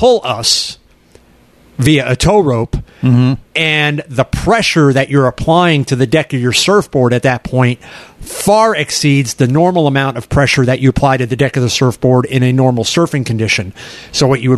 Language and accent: English; Merritt Island, Florida, United States; growing up in Merritt Island